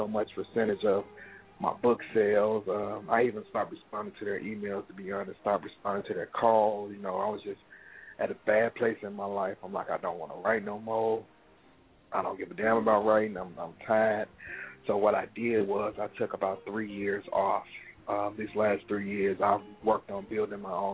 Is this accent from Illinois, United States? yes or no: yes; Chicago, Illinois, United States; from Chicago, born and raised. Pretty much grew up here